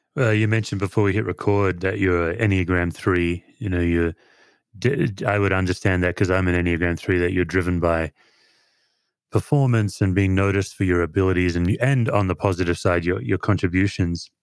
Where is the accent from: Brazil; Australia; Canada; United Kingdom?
Australia; moved away as an adult; now in United States; growing up in Australia